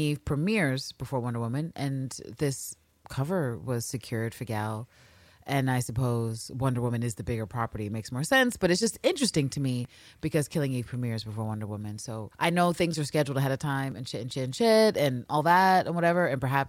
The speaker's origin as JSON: {"language": "English", "region": "London", "country": "United Kingdom", "said": "But then so do I, and I'm a Londoner. Confusing, eh? I'm living at the moment in Gloucestershire."}